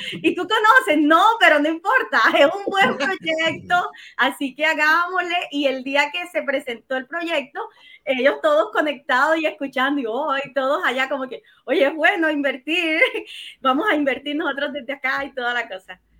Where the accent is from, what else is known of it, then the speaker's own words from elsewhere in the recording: Colombia; moved away as an adult; now in Chile; soy colombiana, tengo 41 años, vivo en Chile hace 12 años ya.